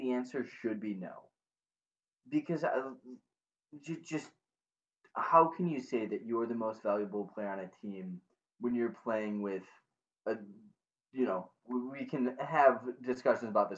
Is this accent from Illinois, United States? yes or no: yes; Chicago suburbs, Illinois, United States; I grew up in the Chicago Burbs